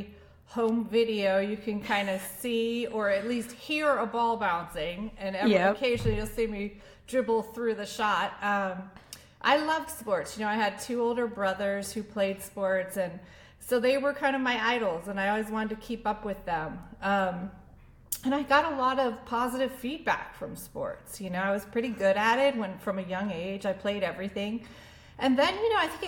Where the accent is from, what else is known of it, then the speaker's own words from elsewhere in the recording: Annandale, Virginia, United States; my hometown of Annandale, Virginia.